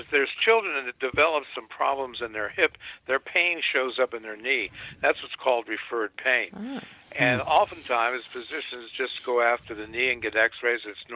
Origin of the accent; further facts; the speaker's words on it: Washington, District of Columbia, United States; moved away as an adult; also born or lived in New York City; I grew up actually in Washington, D.C. Where I was born